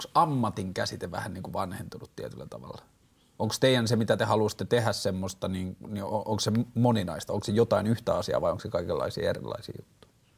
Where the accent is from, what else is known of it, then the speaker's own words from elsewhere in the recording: Vantaa, Uusimaa, Finland; mä oon vantaalainen mies tai mä oon 33-vuotias mies